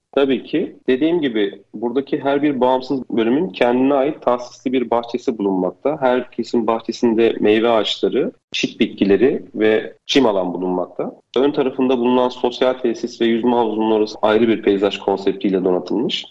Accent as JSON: {"language": "Turkish", "region": "Istanbul", "country": "Turkey", "tie": "born or raised there", "said": "1983 İstanbul doğumluyum."}